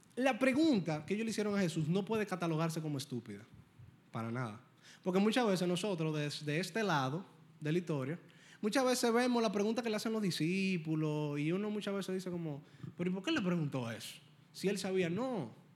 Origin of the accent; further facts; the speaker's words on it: Dominican Republic; Primero yo soy cristiano y luego yo soy dominicano